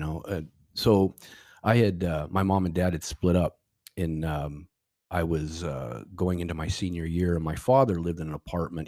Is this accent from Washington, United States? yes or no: yes; Seattle, Washington, United States; moved away as an adult; also born or lived in California; we are from, I'm from Seattle, the Northwest